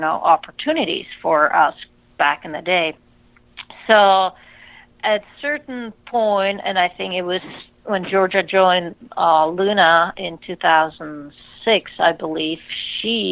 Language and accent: English; Czechia; moved away as an adult; I grew up in Czech Republic